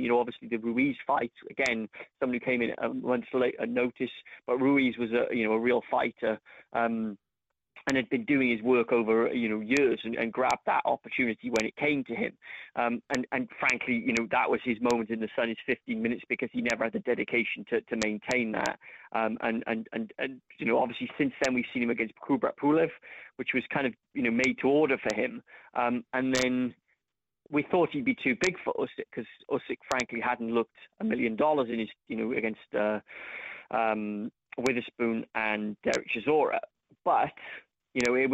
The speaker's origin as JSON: {"language": "English", "town": "Cardiff", "region": "Wales", "country": "United Kingdom", "tie": "born or raised there", "said": "my hometown of Cardiff"}